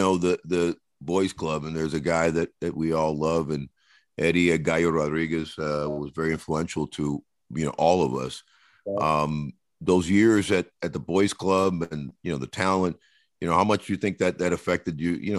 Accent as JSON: {"language": "English", "town": "Miami", "region": "Florida", "country": "United States", "tie": "born or raised there", "also_born_or_lived": "Cuba"}